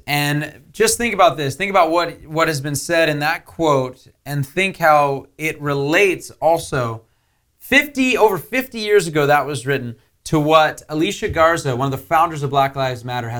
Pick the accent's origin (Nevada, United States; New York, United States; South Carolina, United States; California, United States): California, United States; Simi Valley; Mississippi. And I grew up here in Simi Valley.